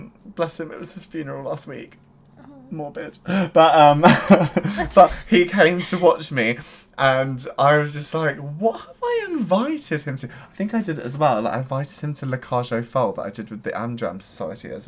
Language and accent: English; Surrey, South East England, United Kingdom; we're both from Surrey, the county in England